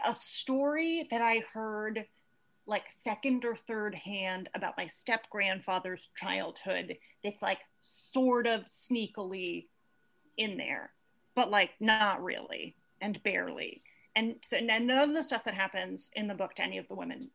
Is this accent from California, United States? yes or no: yes; Santa Cruz, California, United States; I grew up in Santa Cruz, California